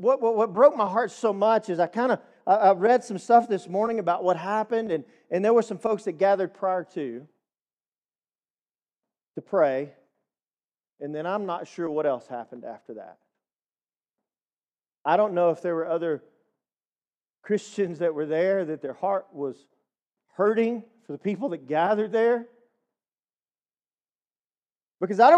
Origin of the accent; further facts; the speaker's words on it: East Texas, United States; We're from Deep East Texas. I don't know if you could tell by the accent. It's very slight. But I'm just a redneck from East Texas. And we grew up in not the Bible Belt